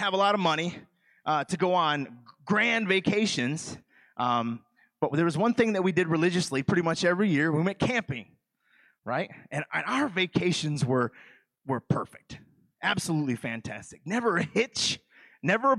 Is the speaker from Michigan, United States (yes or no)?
yes; Michigan, United States; moved away; I'm from the state of Michigan. I'm from Michigan